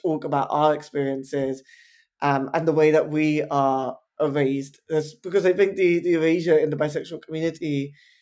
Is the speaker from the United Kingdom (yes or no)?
yes; London, United Kingdom; I'm an Indian bisexual man born and raised in Southall in West London.